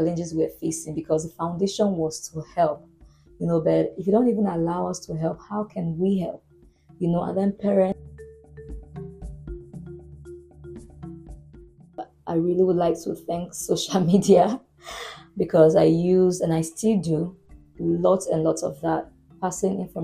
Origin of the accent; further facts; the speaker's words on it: Boko, Benue, Nigeria; moved away; where I grew up in Benue State, a town called Boko